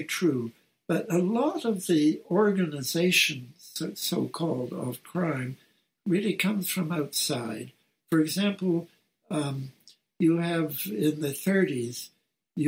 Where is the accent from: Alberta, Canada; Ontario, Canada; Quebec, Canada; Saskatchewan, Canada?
Quebec, Canada; Montreal; It involved a firm in Montreal, my hometown